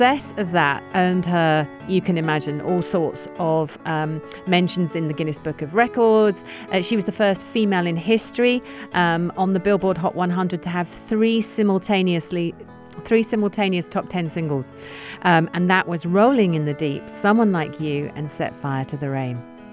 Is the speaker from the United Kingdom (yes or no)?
yes; London, United Kingdom; I'm from South London